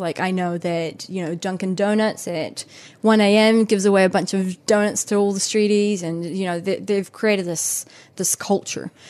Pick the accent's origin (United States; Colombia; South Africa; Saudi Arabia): Colombia; also born or lived in Kaitaia, New Zealand; now in Auckland, New Zealand; I come from Colombia, and I was, I was grown up confronted by poverty